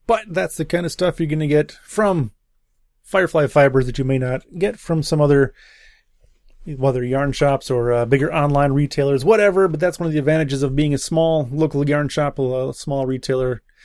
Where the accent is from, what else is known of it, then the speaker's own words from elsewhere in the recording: Wisconsin, United States; I'm from Wisconsin